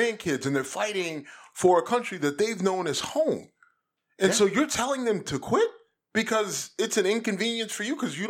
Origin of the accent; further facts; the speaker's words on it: United States; My whole life as an American has been, you don't quit, right?